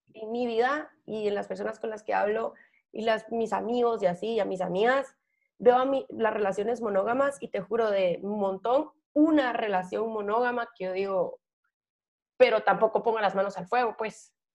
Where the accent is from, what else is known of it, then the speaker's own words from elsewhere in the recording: Guatemala; como mujer guatemalteca